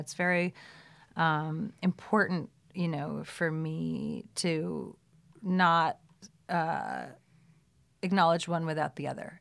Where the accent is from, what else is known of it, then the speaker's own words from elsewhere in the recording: New York City, New York, United States; moved away as an adult; now in Los Angeles, United States; I grew up in Brooklyn in Brooklyn Heights